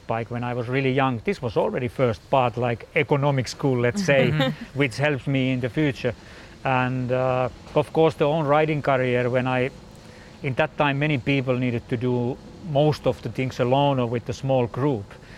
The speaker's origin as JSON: {"language": "English", "country": "Finland", "said": "I'm from Finland and we are basically quite calm"}